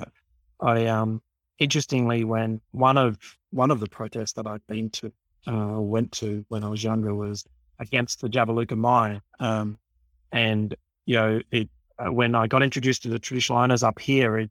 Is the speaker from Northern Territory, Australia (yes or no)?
no; Sydney, New South Wales, Australia; I was born in Sydney. I grew up in the community of Redfern